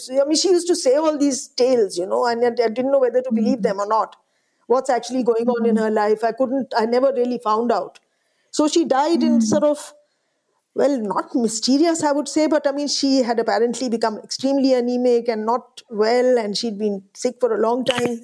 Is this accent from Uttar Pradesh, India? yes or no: yes; Allahabad, Uttar Pradesh, India; I grew up in the Hindi heartland. I grew up in Allahabad